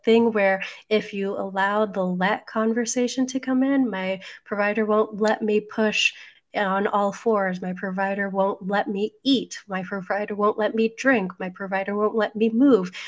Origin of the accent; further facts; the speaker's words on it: New Jersey, United States; I'm a Jersey girl